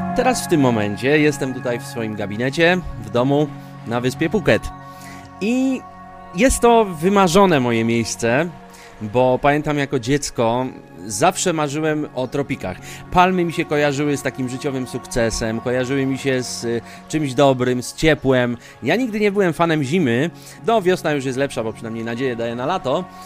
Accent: Kraków, Lesser Poland, Poland; moved away as an adult; Ja pochodzę z Krakowa. I w zasadzie 28 lat, które właśnie mieszkałem w Polsce, to mieszkałem w Krakowie zawsze

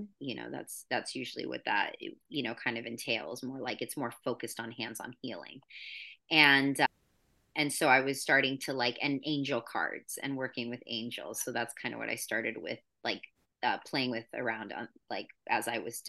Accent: New York, United States; So I come from New York and I was just like, screw you, I don't want

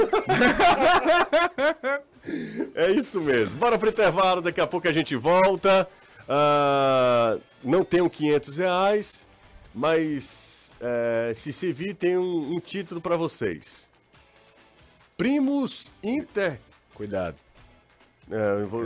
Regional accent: Aracati, Ceará, Brazil; sou de Aracati

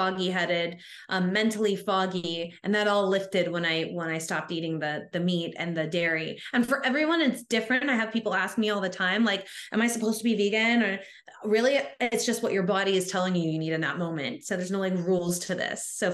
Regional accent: Tennessee, United States; I grew up in Tennessee in the Bible Belt, we call it

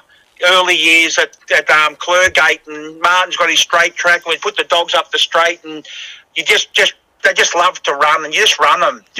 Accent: Melbourne, Victoria, Australia; Joe Hilly, all these blokes are what I grew up with in Melbourne

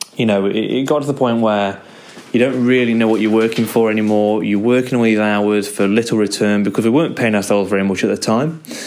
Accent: Derby, East Midlands, United Kingdom; I'm from Derby in the UK

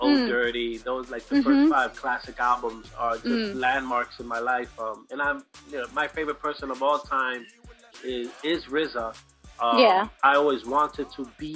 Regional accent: New York City, New York, United States; I grew up in Brooklyn

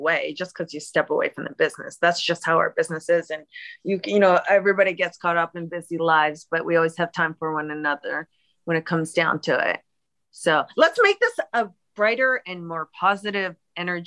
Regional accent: Toronto, Ontario, Canada; a fellow Canadian, Torontonian.

